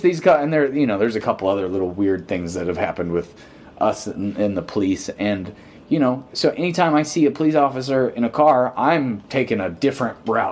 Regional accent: Pontiac, Michigan, United States; I'm from Pontiac

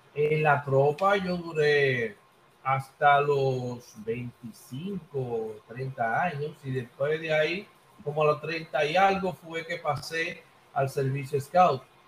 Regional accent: Santo Domingo, Distrito Nacional, Dominican Republic; moved away as an adult; now in Villa Mella, Dominican Republic; mi padre y mi madre, con, sus parientes, eh, vivieron mucho tiempo en Villa Consuelo, en la calle Luis del Castillo, número 51. Y esos son mis orígenes. Eh, eh, soy de Villa Consuelo y ahora estoy residiendo en Villamella

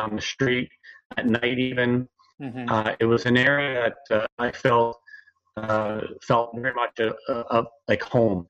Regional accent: Canada; also born or lived in Columbus, Ohio, United States; So I'm Canadian, and at the time I was under 35

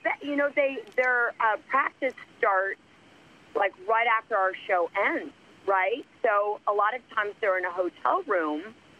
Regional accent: Los Angeles, California, United States; also born or lived in Chicago; I am from L.A.

